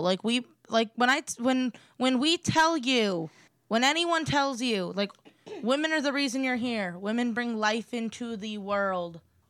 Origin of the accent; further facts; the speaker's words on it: Cleveland, Ohio, United States; moved away; I'm from Cleveland